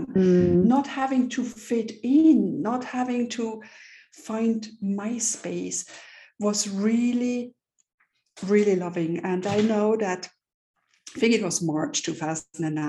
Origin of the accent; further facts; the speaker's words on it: Switzerland; moved away as an adult; also born or lived in London / New York; I'm born and raised in Switzerland here